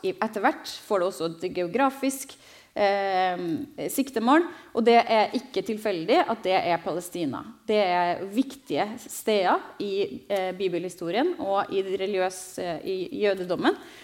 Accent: Trondheim, Trøndelag, Norway; also born or lived in Jerusalem; Jeg er fra Trondheim, dessverre. Ikke fra Stavanger

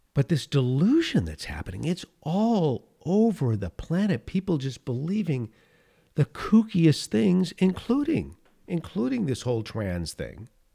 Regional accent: California, United States; I was born in California, I, I lived in this state mo-, most, in the Golden State most of my life

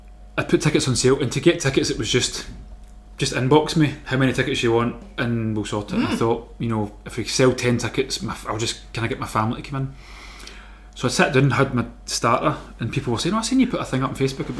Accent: Glasgow, Scotland, United Kingdom; Castlemilk there where I grew up

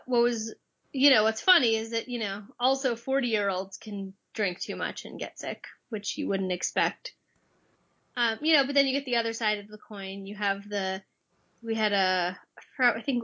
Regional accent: Long Island, New York, United States; moved away as an adult; also born or lived in Providence, Rhode Island; now in New Jersey, United States; I volunteered for my hometown fire department EMS

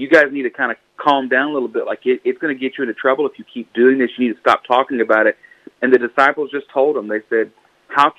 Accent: Buna, Texas, United States; became a youth minister at a small church here in my hometown of Buna, Texas

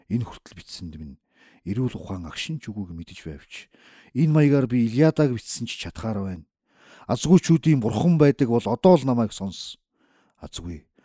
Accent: Uvs, Mongolia; born or raised there

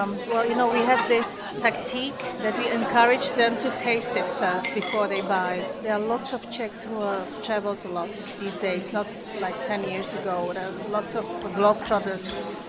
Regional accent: Indonesia; I was born here, and this business, well, it's because I'm from Indonesia originally, and there was no Indonesian restaurant here

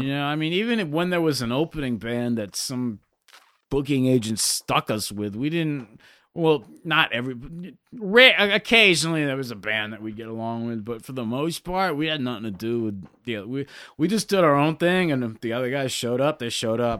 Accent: Connecticut, United States; I grew up in Connecticut

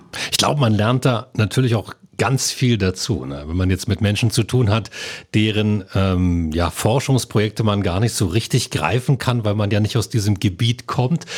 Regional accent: Lusatia, Germany; Als Lausitzer

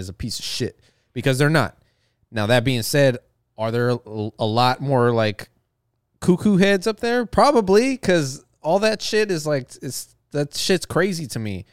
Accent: the South, United States; I'm from the South

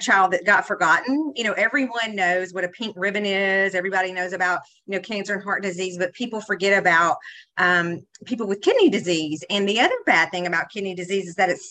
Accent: Mississippi Delta, United States; I'm not only from Mississippi. I grew up in the most unhealthy part of the state of Mississippi

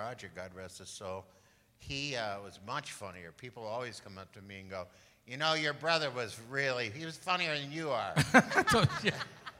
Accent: Midwest, United States; I'm a Midwesterner.

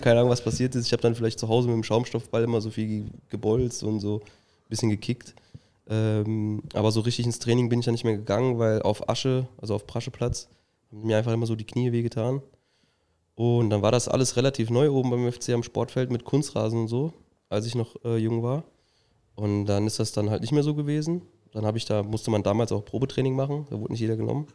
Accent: Saarbrücken, Saarland, Germany; ich bin in Rastfuhl geboren. Da haben wir dann auch früher gewohnt, ähm, sind dann irgendwann nach Saarbrücken halt gezogen und dann weiter nach Prebach.

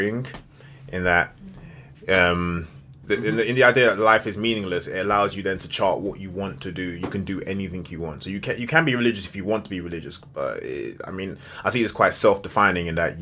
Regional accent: London, United Kingdom; I'm from North West too

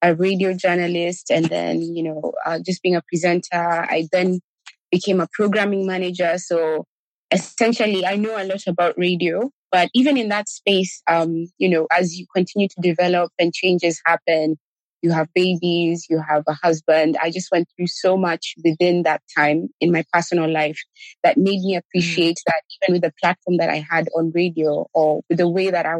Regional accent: Kenya; I grew up in Kenya. I lived in Kenya, got married in Kenya

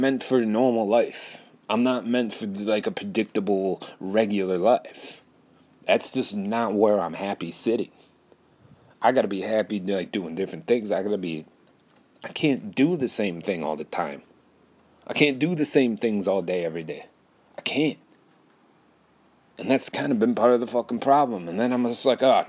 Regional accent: Wisconsin, United States; I live in Wisconsin

